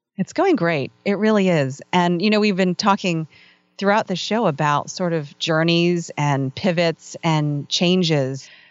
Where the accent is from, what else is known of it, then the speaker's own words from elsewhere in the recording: Northern Virginia, United States; I grew up in Northern Virginia